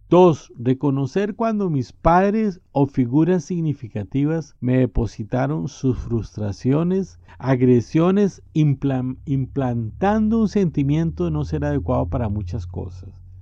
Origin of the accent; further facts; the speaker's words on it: Costa Rica; Soy costarricense